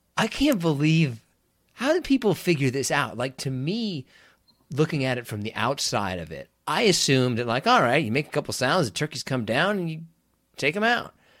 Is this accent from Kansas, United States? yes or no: yes; Kansas, United States; I grew up in Kansas